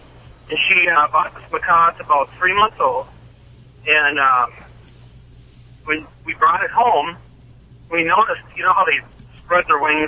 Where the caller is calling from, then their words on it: Illinois, United States; Well, I'm somewhere in southern Illinois, headed to Minnesota.